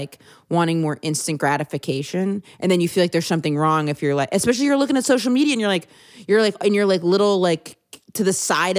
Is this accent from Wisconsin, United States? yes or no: no; Blue Hill, Maine, United States; moved away; I'm from Blue Hill, Maine